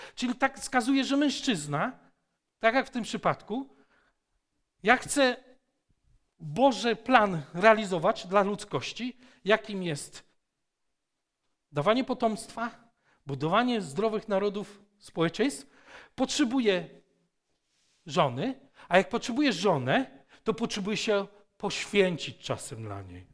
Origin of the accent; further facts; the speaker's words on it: Poland; ja jestem Polakiem, dlatego że narodziłem się z moich rodziców y, Polaków